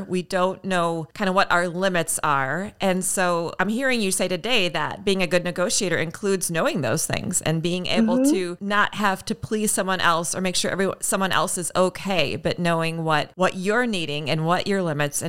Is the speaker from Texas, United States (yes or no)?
no; the North, Minnesota, United States; I'm from the North